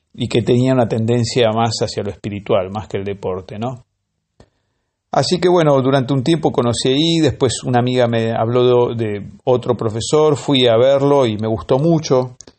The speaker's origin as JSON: {"language": "Spanish", "area": "La Lucila", "region": "Buenos Aires Province", "country": "Argentina", "tie": "born or raised there", "said": "yo cuando era chico vivía en La lucida"}